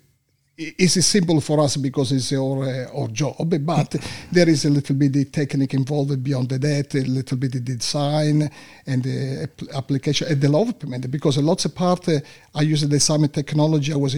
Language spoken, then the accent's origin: English; Sicily, Italy; English is a second language; moved away as an adult; also born or lived in North Italy; now in Australia; As soon as I finished my high school, I moved in North Italy because I come from Sicily.